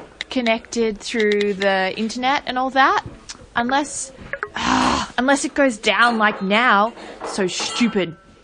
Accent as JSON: {"language": "English", "town": "Footscray", "region": "Victoria", "country": "Australia", "moved": "as an adult", "lives_now": "Alice Springs area, Australia", "said": "I'm from Footscray in Victoria originally."}